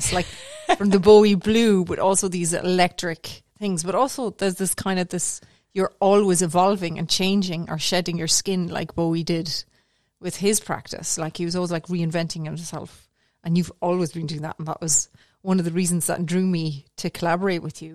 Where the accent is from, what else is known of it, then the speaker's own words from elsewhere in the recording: Cork, Munster, Ireland; also born or lived in Galway / County Clare; now in Tipperary, Ireland; I'm originally from Cork. I'm originally from Mayfield in Cork, but I live, as you said, in rural Tipperary now.